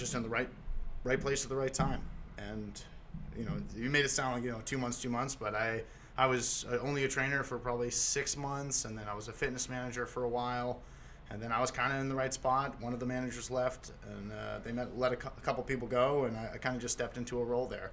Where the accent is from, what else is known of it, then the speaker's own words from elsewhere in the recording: Boston, Massachusetts, United States; moved away as an adult; also born or lived in Oregon; now in Portland, United States; I grew up in Boston, and I rooted for the Celtics through high school